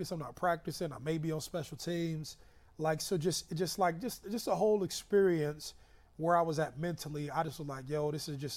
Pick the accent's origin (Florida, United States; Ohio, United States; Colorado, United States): Ohio, United States; Youngstown; also born or lived in Columbus, Ohio; we grew up in Youngstown.